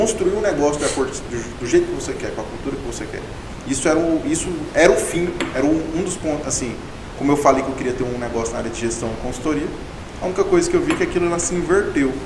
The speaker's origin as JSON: {"language": "Portuguese", "town": "Goiânia", "region": "Goiás", "country": "Brazil", "tie": "born or raised there", "also_born_or_lived": "Palmeirópolis, Tocantins / Mara Rosa", "said": "eu morei a minha vida inteira em Goiânia, então tem cerca de 25, 24 anos que eu moro em Goiânia, então eu me considero um goianiense"}